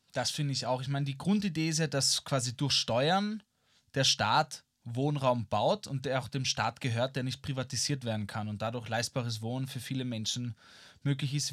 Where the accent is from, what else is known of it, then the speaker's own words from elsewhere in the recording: Vienna, Austria; ich bin halt in den inneren Bezirken in Wien aufgewachsen